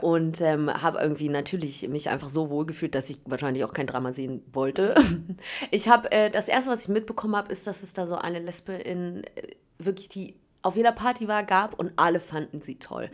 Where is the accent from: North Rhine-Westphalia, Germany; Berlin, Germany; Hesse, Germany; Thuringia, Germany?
Berlin, Germany; ich komme aus Berlin tatsächlich